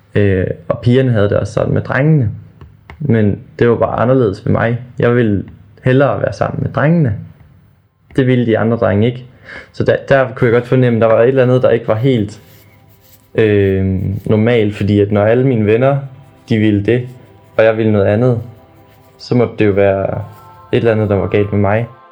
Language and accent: Danish; small town near Ravsted, Aabenraa, Southern Denmark, Denmark; Jeg boede i en lille by, der hedder Havsted. Ligger ved siden af en lille by, der hedder Ravsted